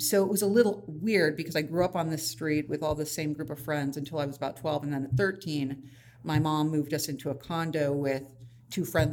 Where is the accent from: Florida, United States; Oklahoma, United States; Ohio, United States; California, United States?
California, United States; Los Angeles; I actually grew up in the San Fernando Valley. It's a suburb